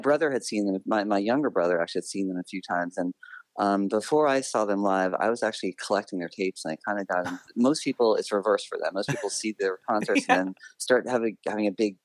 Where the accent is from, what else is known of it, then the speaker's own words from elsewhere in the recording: Bronxville, New York, United States; I grew up in a small town called Bronxville, New York